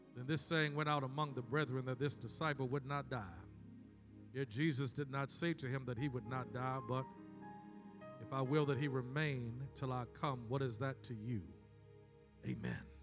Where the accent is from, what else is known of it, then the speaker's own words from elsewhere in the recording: Baltimore, Maryland, United States; my hometown, Baltimore, Maryland